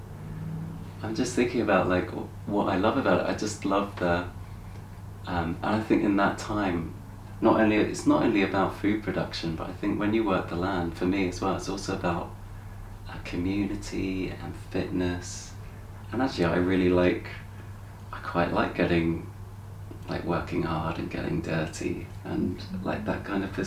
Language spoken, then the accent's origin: English; Brighton, South East England, United Kingdom; I grew up in Brighton